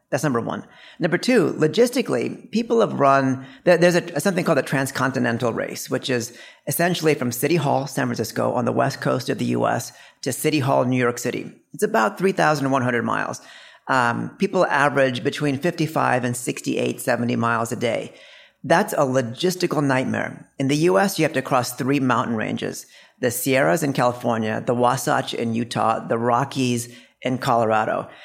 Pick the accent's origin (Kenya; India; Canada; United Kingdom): India; we're both from India